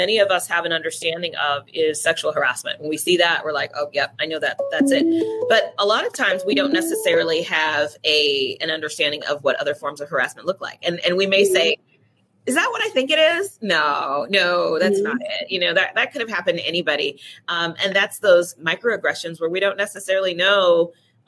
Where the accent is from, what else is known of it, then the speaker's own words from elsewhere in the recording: California, United States; I'm from California.